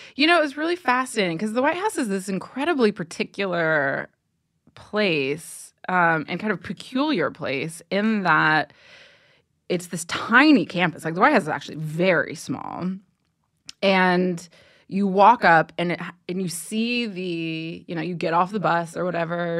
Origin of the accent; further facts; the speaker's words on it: Ohio, United States; I grew up in Ohio